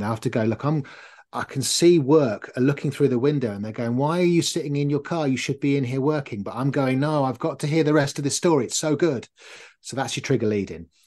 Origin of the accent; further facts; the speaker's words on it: North Norfolk, East of England, United Kingdom; I grew up in North Norfolk, so, uh, on the beaches